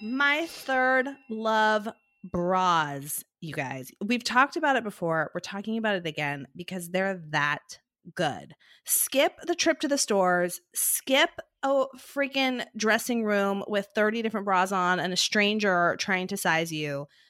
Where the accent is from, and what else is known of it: Portland, Oregon, United States; born or raised there; also born or lived in Nebraska